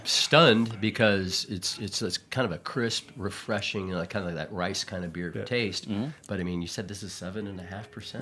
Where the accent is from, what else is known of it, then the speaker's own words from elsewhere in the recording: Houston, Texas, United States; moved away as an adult; now in New York City, United States; born and raised in Houston. I lived there all my life. Um, I followed my wife here to New York City about five or six years ago